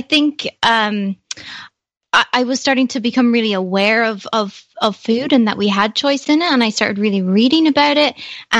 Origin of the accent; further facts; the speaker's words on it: Ireland; I will say I'm proud to be Irish, and I love what it has taught me and what it's nurtured in me.